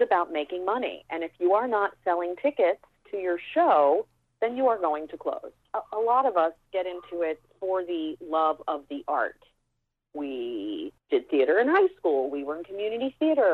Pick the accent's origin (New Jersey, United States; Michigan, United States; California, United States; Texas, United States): Texas, United States; Dallas; moved away; I grew up in Dallas, Texas